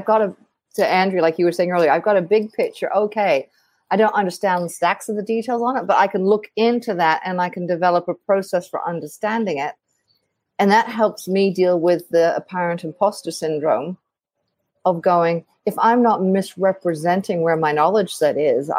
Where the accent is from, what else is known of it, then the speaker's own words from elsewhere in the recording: Australia; So I come from Australia originally. I know my accent doesn't say it